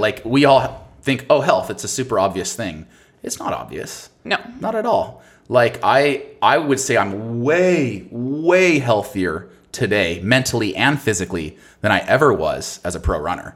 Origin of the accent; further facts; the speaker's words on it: Boise, Idaho, United States; moved away; also born or lived in Seattle; I come from Boise, Idaho. I come from like a pretty rural, hum not humble, but like simple background